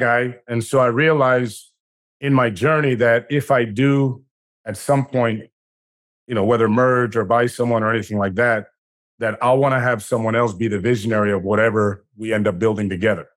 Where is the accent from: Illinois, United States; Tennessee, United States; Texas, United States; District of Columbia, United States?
District of Columbia, United States; Washington; I grew up in Washington, D.C.